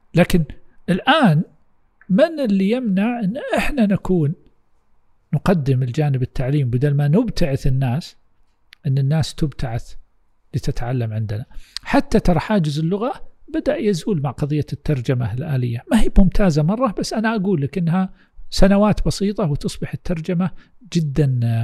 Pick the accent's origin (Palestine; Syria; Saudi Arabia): Saudi Arabia; عندنا في السعوديه